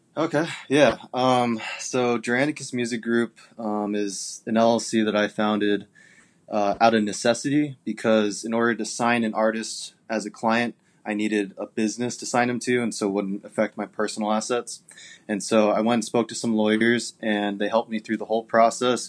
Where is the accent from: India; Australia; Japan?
Japan; now in Arizona, United States; I'm from Japan originally, but I'm living in Arizona right now.